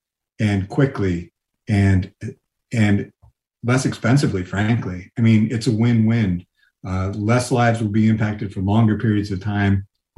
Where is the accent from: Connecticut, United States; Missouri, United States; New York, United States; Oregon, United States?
New York, United States; You know, I grew up in New York